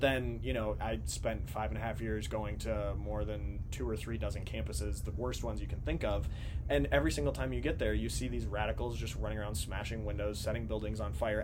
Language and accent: English; Minnesota, United States; now in Washington, D.C., United States; I grew up in Minnesota